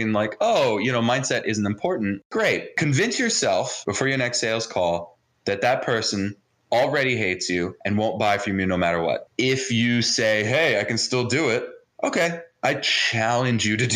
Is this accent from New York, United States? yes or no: no; New Jersey, United States; first language Hebrew; English is a second language; also born or lived in Jerusalem, Israel; I was actually born in Jerusalem, Israel. And I was raised in New Jersey.